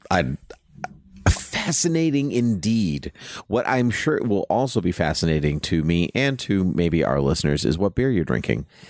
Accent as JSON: {"language": "English", "region": "Southern Massachusetts", "country": "United States", "tie": "born or raised there", "said": "I grew up in Southern Mass"}